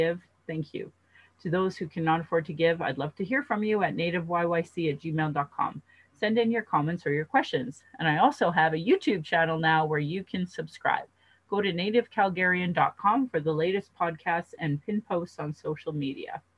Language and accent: English; Calgary, Alberta, Canada; I was born in Calgary, or a Blackfoot Mokinstis